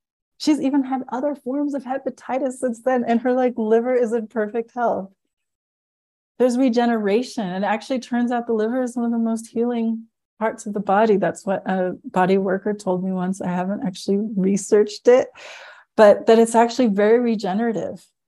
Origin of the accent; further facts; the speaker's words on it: United States; growing up on the Colorado River